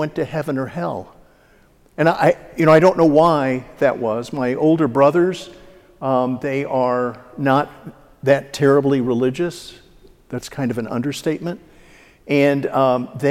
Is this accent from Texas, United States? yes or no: yes; Dallas, Texas, United States; now in St. Louis, United States; I was born and raised in Dallas, the youngest of three sons